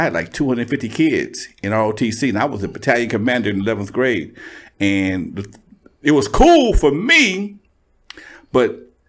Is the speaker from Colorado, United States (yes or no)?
no; Compton, California, United States; I grew up just outside of Compton. In a little incorporated area called, well, I wouldn't call it nothing. It was on the corner of Main Street and El Segundo.